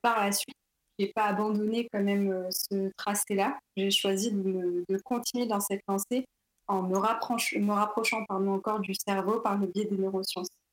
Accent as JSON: {"language": "French", "town": "Paris", "region": "Île-de-France", "country": "France", "tie": "born or raised there", "also_born_or_lived": "Vitry-sur-Seine", "said": "je suis née à Paris. Euh, j'ai fait un lycée aussi à Vitry-sur-Seine"}